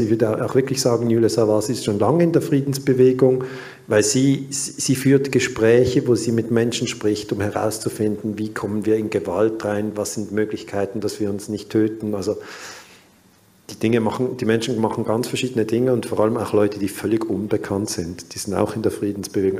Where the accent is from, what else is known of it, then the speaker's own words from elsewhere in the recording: Switzerland; ich bin 1972 in der Schweiz geboren worden und dann ähm, ging ich zwölf Jahre in die Waldorfschule